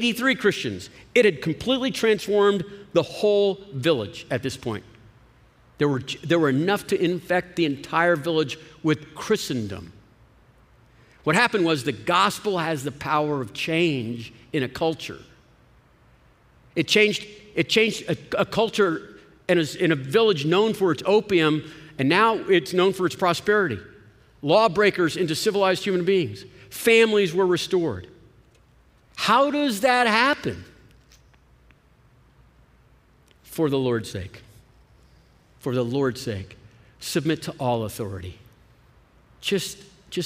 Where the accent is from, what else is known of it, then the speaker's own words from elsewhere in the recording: Austin, Texas, United States; I am a Texan that doesn't even like being part of the country. I'm an Austinite that doesn't even like being part of Texas